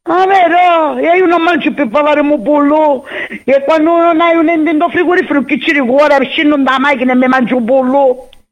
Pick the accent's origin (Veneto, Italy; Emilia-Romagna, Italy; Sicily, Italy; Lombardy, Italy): Sicily, Italy; Catania; sogno catanese verace e orgogliosa di essere catanese